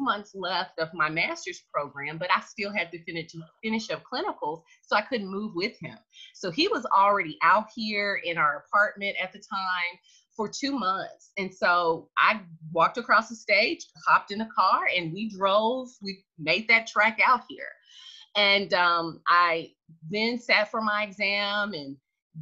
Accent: Tennessee, United States; I'm originally from Tennessee

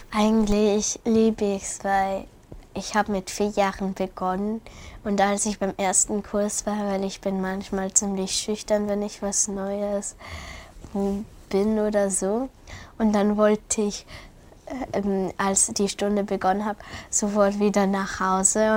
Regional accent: Salzburg, Austria; wir leben hier in Salzburg. Ich wurde auch in Salzburg geboren.

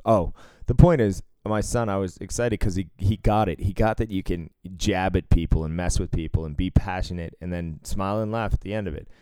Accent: Cambridge, Massachusetts, United States; my elementary school was right next to uh, Harvard Yard

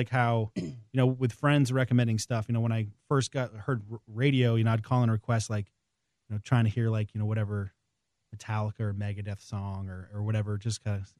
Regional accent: Maine, United States; In the middle of nowhere in Maine.

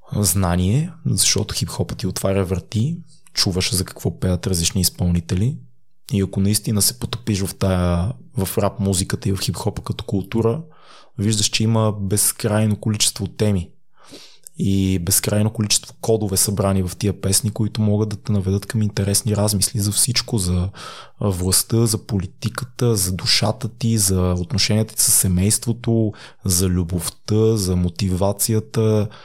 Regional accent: Sofia, Sofia City, Bulgaria; съм от квартал Надежда, съм израснал в София

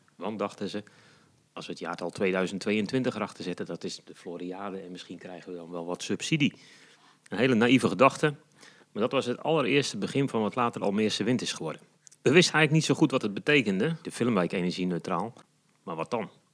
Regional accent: Kraggenburg, Flevoland, Netherlands; now in Almere, Netherlands; ik ben geboren en getogen in Krachenburg. Dat is een heel mooi plaatsje in de Noordoostpolder

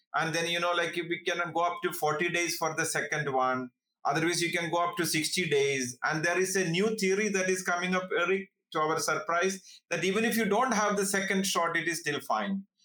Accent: India; moved away as an adult; now in Bihar, India; as an Indian citizen

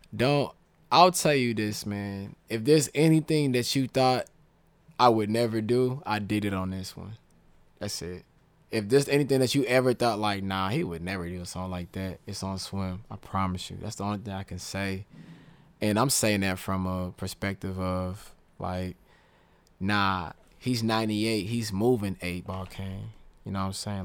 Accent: the South, United States; I'm from the South

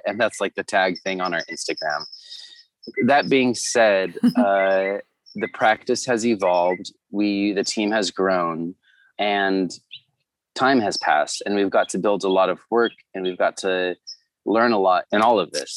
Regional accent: Orange County, Southern California, United States; born or raised there; also born or lived in Santa Barbara, California; now in Los Angeles, United States

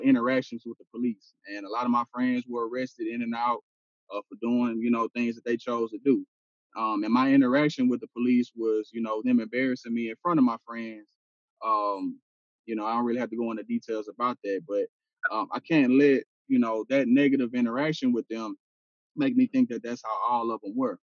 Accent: Houston, Texas, United States; am from Houston, man. I grew up in Studio Wood

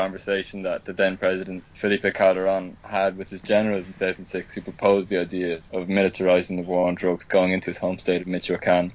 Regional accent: Ireland; also born or lived in Mexico City, Mexico; now in Norwich, United Kingdom; I'm from Ireland.

